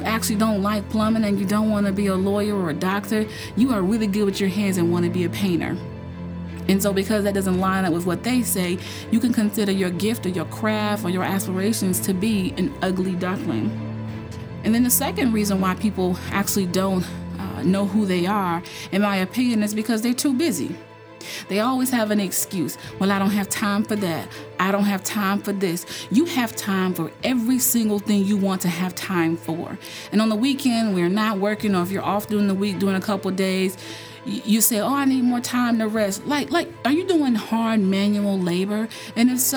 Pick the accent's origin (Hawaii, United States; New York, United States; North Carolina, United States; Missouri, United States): North Carolina, United States; I grew up in North Carolina, just a huge ACC town